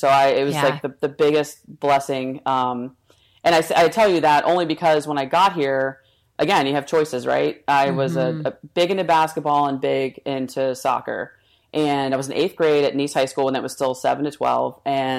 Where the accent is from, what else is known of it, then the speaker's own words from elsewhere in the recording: New Jersey, United States; I grew up in Jersey.